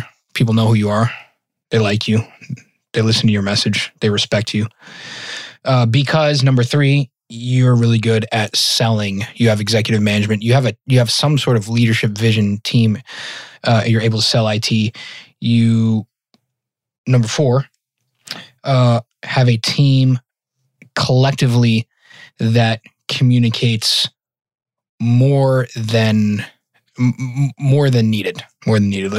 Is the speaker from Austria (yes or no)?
no; Massachusetts, United States; moved away; also born or lived in Colorado / Northern Virginia; I'm originally from Massachusetts.